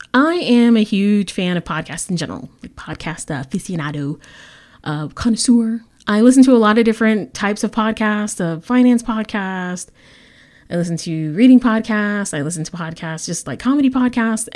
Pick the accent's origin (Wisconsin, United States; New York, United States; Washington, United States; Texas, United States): Texas, United States; San Antonio; I'm the league coordinator for Bells and Chimes San Antonio, Texas. That is my hometown